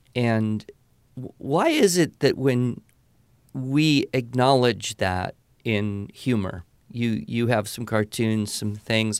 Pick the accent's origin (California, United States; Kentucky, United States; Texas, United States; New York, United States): California, United States; I grew up in California